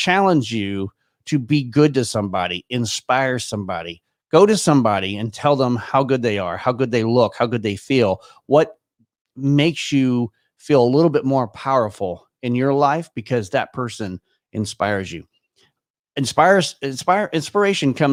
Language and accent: English; Irving, Texas, United States; moved away as an adult; also born or lived in Frisco, Texas; now in Michigan, United States; I was born and raised in Irving, Texas, which is just a suburb not too far away from there